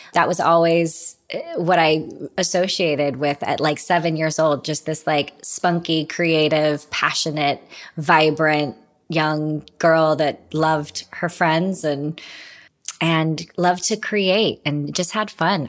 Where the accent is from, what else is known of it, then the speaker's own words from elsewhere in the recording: Utah, United States; we grew up in Utah